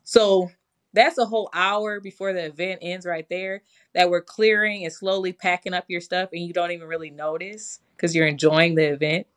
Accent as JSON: {"language": "English", "region": "Michigan", "country": "United States", "said": "I'm from Michigan. We have a lot of snow up there."}